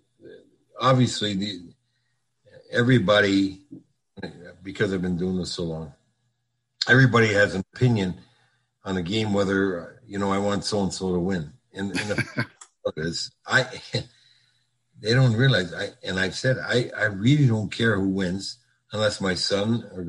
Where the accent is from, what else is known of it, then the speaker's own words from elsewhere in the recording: Sault Ste. Marie, Ontario, Canada; also born or lived in Minnesota; now in North Palm Beach, United States; I grew up in Sault Ste. Marie, Ontario.